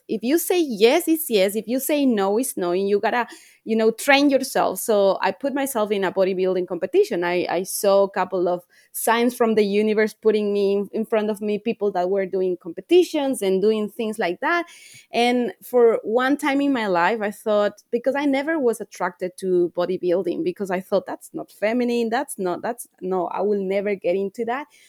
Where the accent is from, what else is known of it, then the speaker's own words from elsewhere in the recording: Ecuador; moved away as an adult; now in Australia; I'm, I'm from Ecuador. I'm living here in Australia, but I come from a little country in South America.